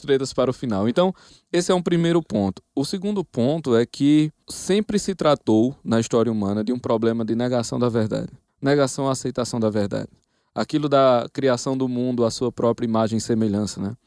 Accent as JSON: {"language": "Portuguese", "town": "Campina Grande", "region": "Paraíba", "country": "Brazil", "said": "Mas eu sou de Campina Grande, na Paraíba."}